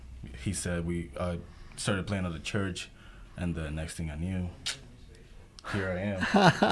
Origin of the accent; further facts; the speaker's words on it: Kenya; moved away as an adult; now in Columbia, United States; I am from Kenya.